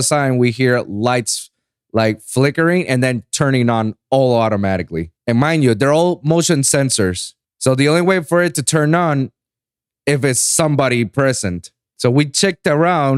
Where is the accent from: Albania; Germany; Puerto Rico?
Puerto Rico; English is a second language; I was born and raised in Puerto Rico